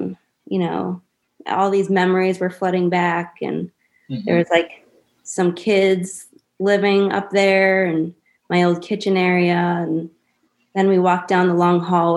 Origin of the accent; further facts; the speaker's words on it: Dighton, Massachusetts, United States; also born or lived in West Springfield, Massachusetts / Greece; that's when we went to Dighton